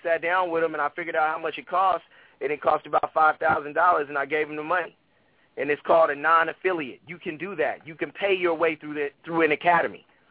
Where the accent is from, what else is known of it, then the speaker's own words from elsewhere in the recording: Oakland, California, United States; I grew up in West Oakland.